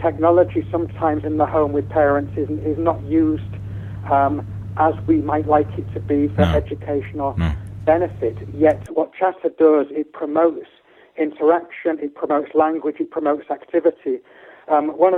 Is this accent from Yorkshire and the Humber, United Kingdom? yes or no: yes; Hull, Yorkshire and the Humber, United Kingdom; my hometown Hull